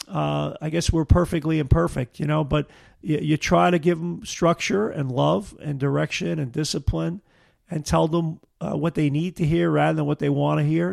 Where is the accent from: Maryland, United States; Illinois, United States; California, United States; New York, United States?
New York, United States; Brooklyn; moved away as an adult; now in Niagara River, Western New York, United States; growing up in Brooklyn